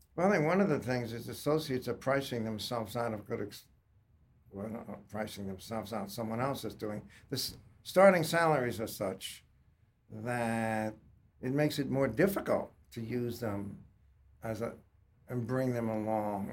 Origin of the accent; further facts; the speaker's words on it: Long Island, New York, United States; also born or lived in Staten Island; moved out to Long Island